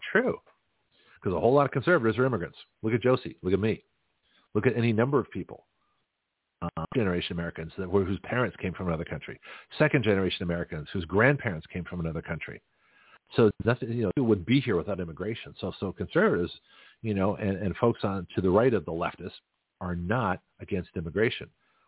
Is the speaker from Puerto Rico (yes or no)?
no; Canada; now in United States; And so I lived as a Canadian during my time as a, when I was on my green card.